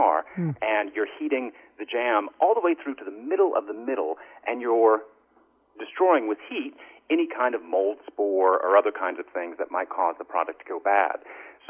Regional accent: the South, United States; I grew up in the South. My grandparents were farmers in East Tennessee

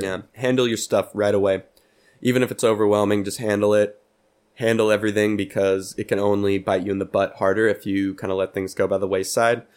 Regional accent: Pleasanton, California, United States; moved away; my hometown of Pleasanton

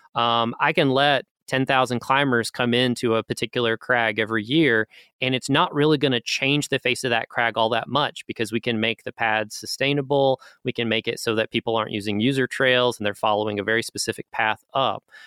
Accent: Gatlinburg, Pigeon Forge area, Tennessee, United States; I am Appalachian. Um, as I mentioned early on, my family is from Gatlinburg, Pigeon Forge area

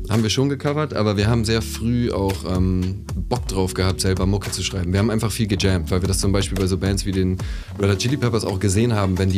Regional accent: Bremen, Germany; moved away as an adult; also born or lived in Hesse; now in Leipzig, Germany; Genau, so, Hessen, ja, ganz Bremen, früher. Ja. Genau, Bremen habe ich dann Abitur gemacht und dann bin ich auch von Bremen nach Leipzig gezogen.

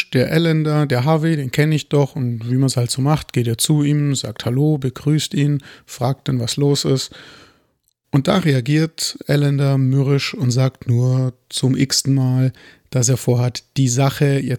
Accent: Germany; Ich bin Deutscher, ich trinke

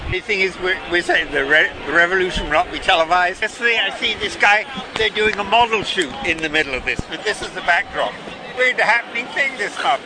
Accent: England, United Kingdom; accent: British; moved away as an adult; now in United States; Originally from England, in the United States for 40 years.

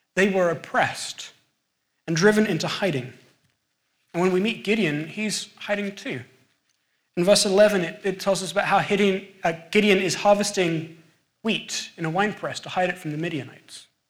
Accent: England, United Kingdom; accent: English; moved away; my English accent

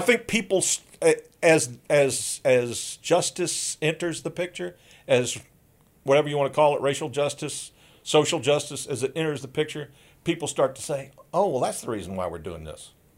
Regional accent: the Jim Crow South, United States; I grew up in in the Jim Crow South.

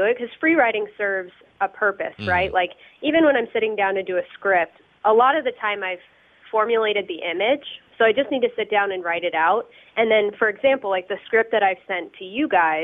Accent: Denver, Colorado, United States; also born or lived in Cincinnati / Boulder; I grew up in Denver

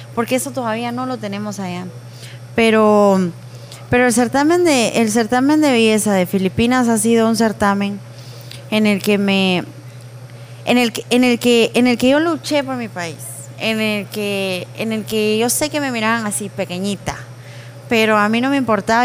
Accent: Guatemala; yo amo mi país con todo mi corazón

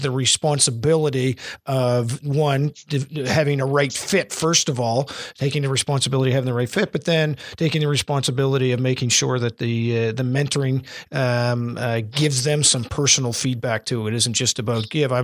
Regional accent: Fredericton, New Brunswick, Canada; I'm from Fredericton

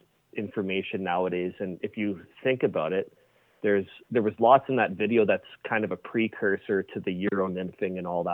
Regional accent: Fort Saskatchewan, Alberta, Canada; when we were growing up in Fort Saskatchewan, my friends, my brother and myself

